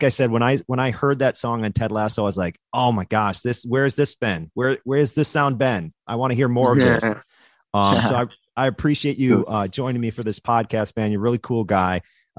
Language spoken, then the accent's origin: English; Wisconsin, United States; I'm from Wisconsin.